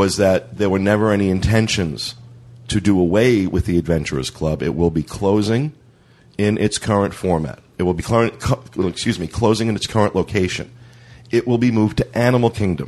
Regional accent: New Jersey, United States; now in Florida, United States; I come from New Jersey

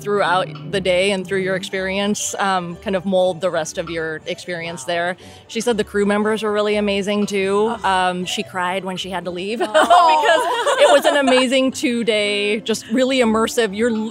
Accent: Southern California, United States; now in Northern California, United States; I live in Northern California. I grew up here in SoCal, though

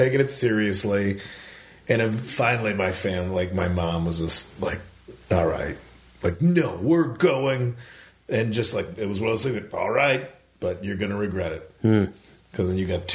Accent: Chicago, Illinois, United States; I grew up in Chicago

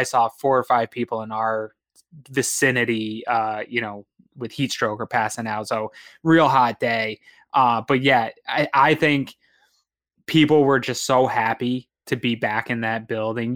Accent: New England, United States; I'm from New England

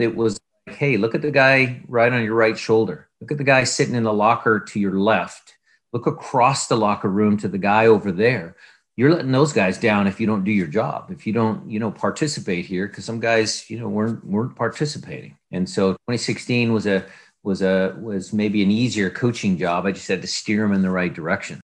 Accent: Seattle, Washington, United States; growing up in Seattle was, was pretty, pretty normal

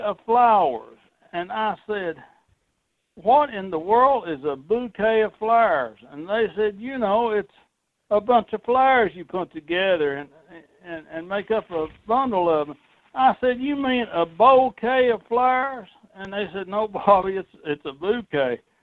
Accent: Tennessee, United States; my home state of Tennessee

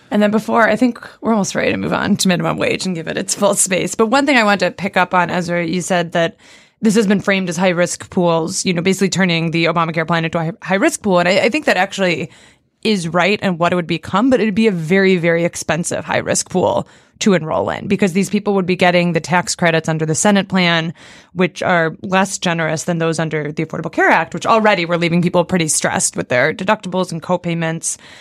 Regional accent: Seattle suburbs, Washington, United States; moved away; I grew up in the Seattle suburbs

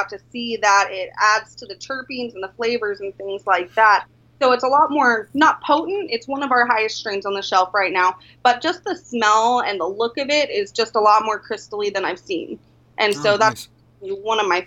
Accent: Colorado, United States; moved away as an adult; now in Alaska, United States; I am originally from Colorado, and I moved to Alaska actually for my first budtender position

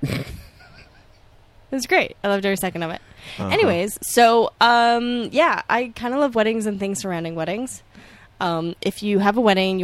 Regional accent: Toronto, Ontario, Canada; moved away; I'm not going to move from Toronto because I'm from Toronto

